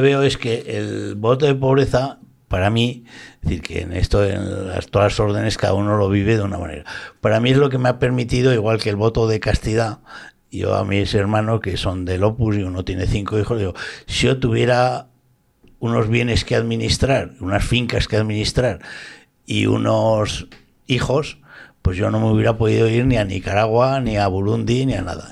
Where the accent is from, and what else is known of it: Zaragoza, Aragon, Spain; born or raised there; now in Valencia, Spain